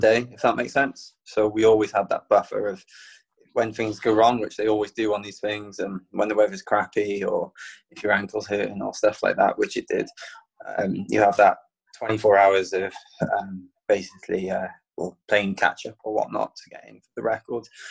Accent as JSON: {"language": "English", "town": "Penarth", "region": "Wales", "country": "United Kingdom", "tie": "born or raised there", "said": "running through my hometown"}